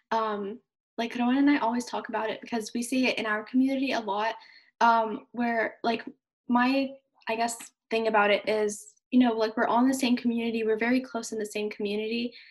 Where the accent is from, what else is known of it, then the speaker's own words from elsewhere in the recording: Palestine; also born or lived in Jordan; I'm from Palestine slash Jordan